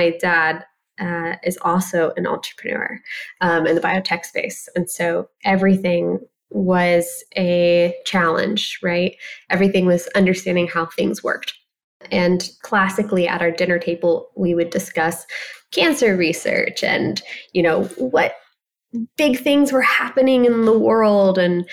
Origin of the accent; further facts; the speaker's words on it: Ohio, United States; a very small girl growing up in Ohio